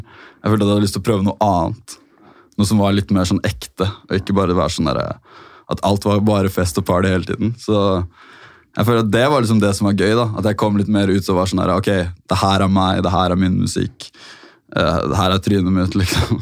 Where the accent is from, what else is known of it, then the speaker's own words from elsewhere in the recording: Oslo, Norway; jeg har vokst opp der egentlig hele livet mitt